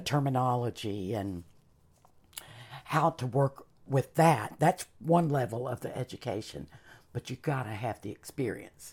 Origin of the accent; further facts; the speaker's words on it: Charlotte, North Carolina, United States; also born or lived in Caribbean / Canada; I was raised in Charlotte, we were a little bit more urban